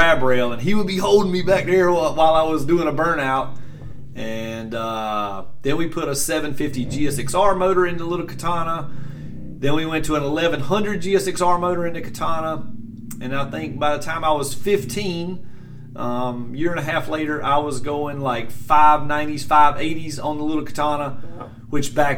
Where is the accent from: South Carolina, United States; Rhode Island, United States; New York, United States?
South Carolina, United States; Greer; Greer Dragway is where I started. That's my hometown